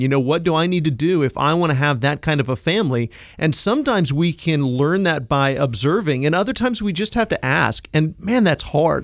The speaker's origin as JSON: {"language": "English", "region": "Kansas", "country": "United States", "said": "I come from Kansas"}